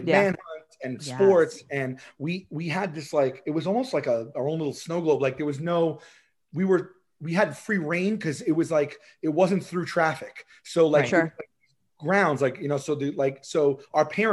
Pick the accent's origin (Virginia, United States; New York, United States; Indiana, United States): New York, United States; New York City; also born or lived in Dongan Hills, Staten Island; growing up in Rosebank